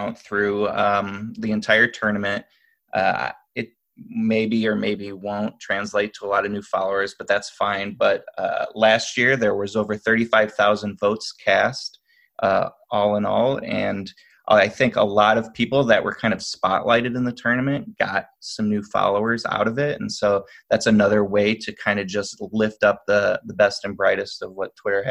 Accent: Toledo, Ohio, United States; I grew up in Ohio, actually, Toledo

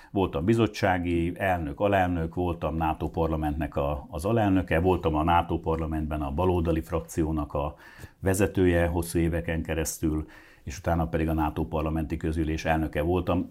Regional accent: Hungary; mi magyarok vagyunk

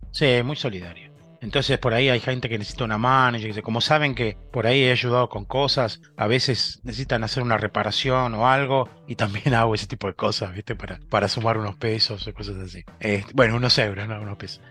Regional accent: San Isidro, Buenos Aires Province, Argentina; moved away as an adult; also born or lived in Freiburg, Germany / Frankfurt area, Germany; now in Germany; Vivía en el centro de San Isidro

